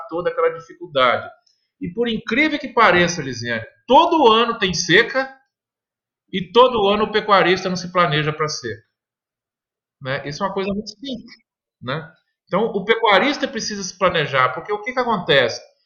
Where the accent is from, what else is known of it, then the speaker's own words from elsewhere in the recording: Minas Gerais, Brazil; Eu, eu, também sou mineiro de origem, né? Meus pais sempre, sempre produziram leite